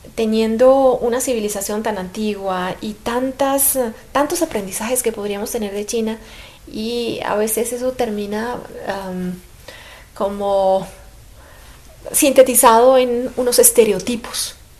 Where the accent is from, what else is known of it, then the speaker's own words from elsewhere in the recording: Colombia; lo digo como colombiana